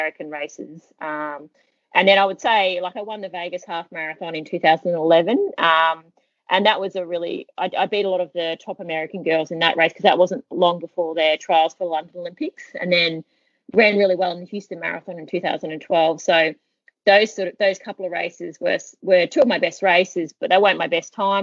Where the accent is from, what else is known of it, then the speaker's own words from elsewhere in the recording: Australia; moved away; also born or lived in Boulder, Colorado; I'm from Australia